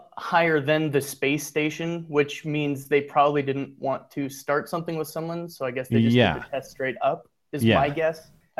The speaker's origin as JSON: {"language": "English", "region": "Iowa", "country": "United States", "said": "I mean, I'm from Iowa, so it's probably a Midwest thing."}